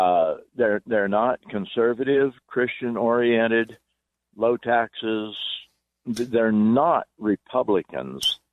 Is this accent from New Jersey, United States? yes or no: no; Wyoming, United States; I'm actually from Wyoming.